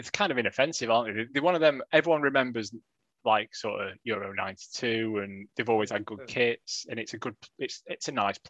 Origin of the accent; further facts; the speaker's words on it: Wales, United Kingdom; I've lived in Wales all my life.